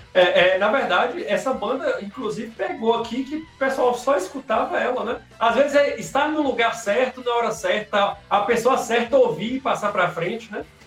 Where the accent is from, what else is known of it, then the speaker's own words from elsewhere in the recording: Jequitinhonha, Minas Gerais, Brazil; accent: baianeiro; nós somos especificamente da cidade de Jequitinhonha